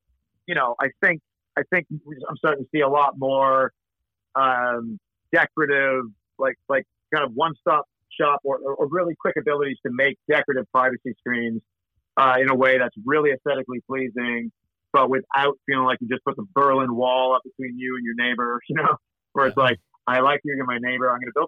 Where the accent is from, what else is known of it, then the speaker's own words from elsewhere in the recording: Scotland, United Kingdom; And I'm a Scot, but I'm always still trying to save my clients' money.